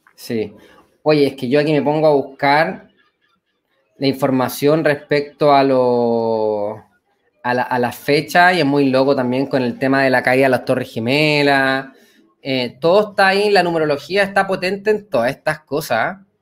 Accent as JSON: {"language": "Spanish", "country": "Chile", "said": "nosotros como pueblo chileno"}